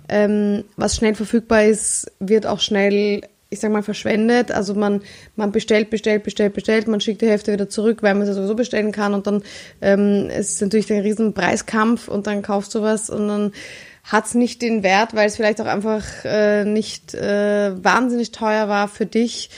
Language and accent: German; Vienna, Austria; ich bin Wienerin